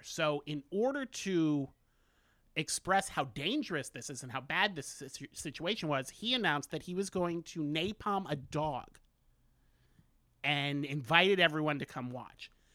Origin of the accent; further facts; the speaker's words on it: Orlando, Florida, United States; I'm from Orlando.